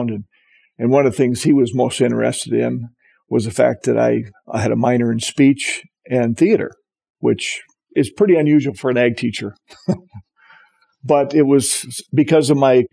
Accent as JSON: {"language": "English", "town": "Walnut Grove", "region": "Minnesota", "country": "United States", "tie": "born or raised there", "moved": "as an adult", "lives_now": "Britton, United States", "said": "I grew up on a farm 2 miles west of Walnut Grove, Minnesota."}